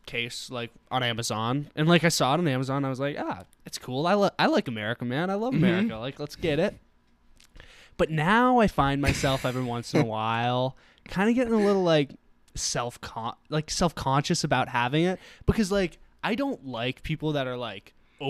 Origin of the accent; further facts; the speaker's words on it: United States; I'm American.